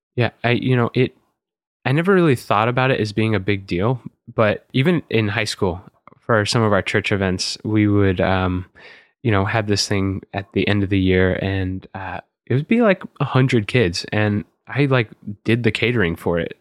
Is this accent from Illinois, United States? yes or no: no; College Station, Texas, United States; now in New York, United States; I grew up in College Station, Texas